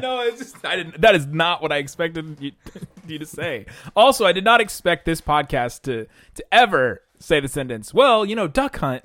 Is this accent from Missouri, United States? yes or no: no; Southern Ohio, United States; also born or lived in Southern California; I was born in Southern California. Boo. Grew up in Southern Ohio